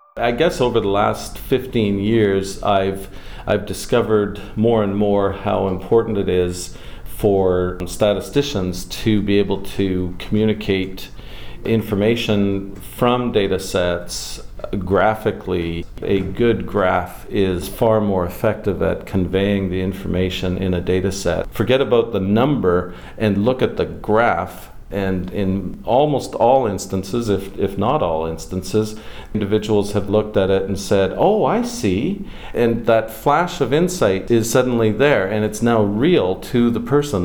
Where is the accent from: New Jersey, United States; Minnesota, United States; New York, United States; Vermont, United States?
Minnesota, United States; Minneapolis; also born or lived in Winnipeg, Canada / British Columbia, Canada; now in Canada; my formative years were in Minneapolis